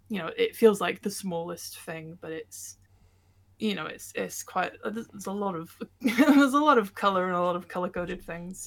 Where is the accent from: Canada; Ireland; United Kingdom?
United Kingdom; Bolton, North West England; also born or lived in Hereford; I was born in Bolton